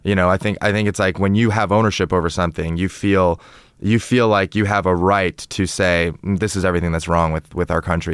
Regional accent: Toronto, Ontario, Canada; also born or lived in China; now in United States; I'm from, uh, Toronto in Canada, you know, Toronto's right, obviously right next to, it borders Lake Ontario.

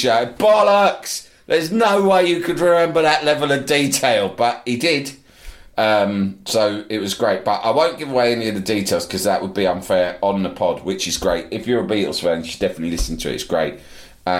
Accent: London, United Kingdom; I'm from London

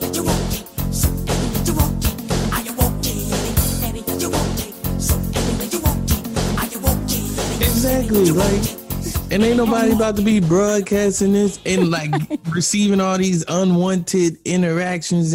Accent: St. Louis, Missouri, United States; from St. Louis, Victoria

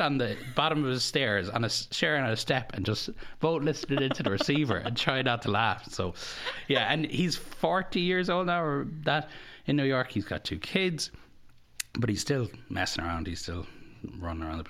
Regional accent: County Kerry, Ireland; moved away as an adult; now in United States; growing up in Carrickstreet, I had two first cousins living down the road

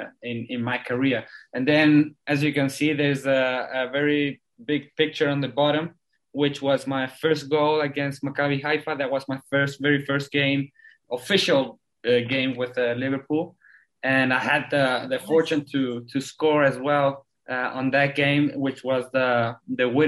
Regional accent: Chile; also born or lived in South Africa; I was born in South Africa. I lived there until I was 10. Came back to Chile. Well, my whole family is Chilean

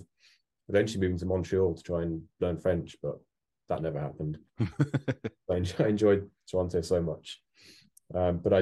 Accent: Birmingham, West Midlands, United Kingdom; I grew up in Birmingham

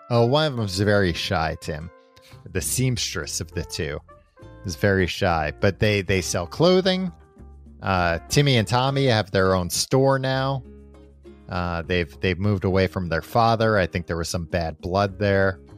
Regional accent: New York, United States; growing up in New York

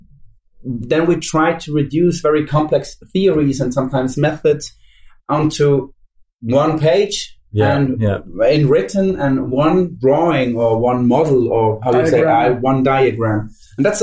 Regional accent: Switzerland; I'm Swiss

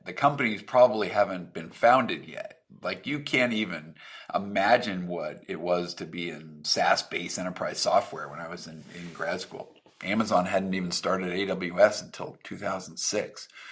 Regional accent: Reno, Nevada, United States; moved away as an adult; also born or lived in Seattle, Washington; I grew up in Reno, Nevada.

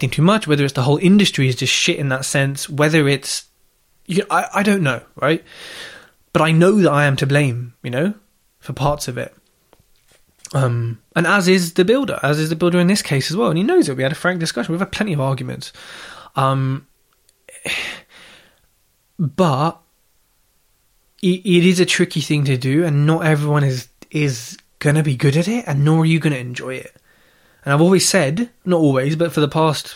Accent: Southall, London, United Kingdom; moved away; I'm from Southall, so if I can go back and see the family

